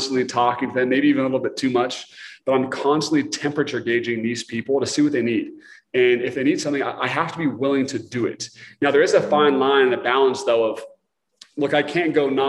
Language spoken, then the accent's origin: English; Portland, Oregon, United States; moved away; I'm from Portland, Oregon, originally